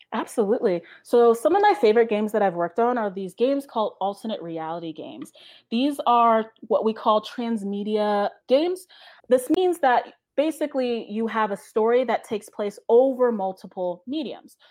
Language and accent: English; Pennsylvania, United States; moved away; I am from Pennsylvania